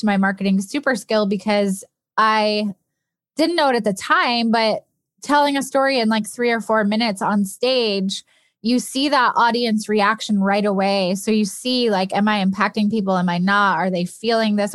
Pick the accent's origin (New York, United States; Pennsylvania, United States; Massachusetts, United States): New York, United States; upstate; I grew up in upstate New York